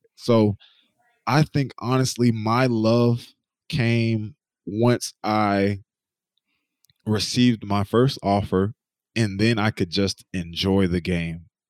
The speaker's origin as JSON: {"language": "English", "region": "North Carolina", "country": "United States", "moved": "yes", "said": "I'm from North Carolina"}